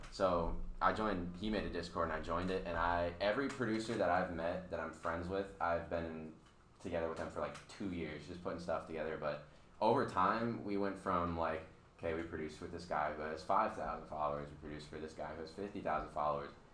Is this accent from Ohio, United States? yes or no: yes; Ohio, United States; moved away; I'm from Ohio